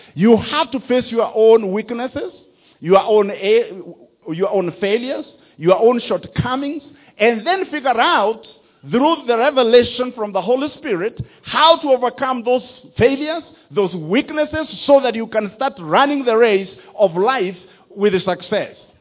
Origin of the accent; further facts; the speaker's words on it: Rift Valley, Kenya; moved away; also born or lived in Mogoga; I was born in Mogoga and my parents moved to the Rift Valley, and that's where I went to school. That's where I grew up.